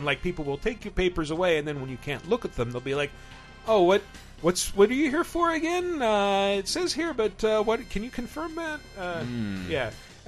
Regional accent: Texas, United States; I'm from Texas

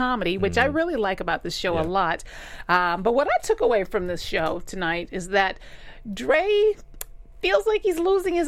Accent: Alabama, United States; I grew up in Alabama

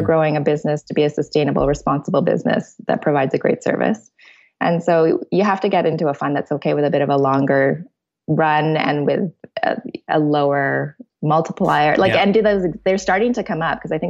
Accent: Canada; we're Canadian

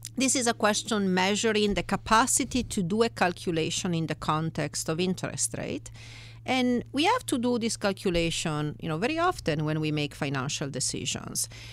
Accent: Italy; English is a second language; moved away as an adult; now in United States; I am originally from Italy

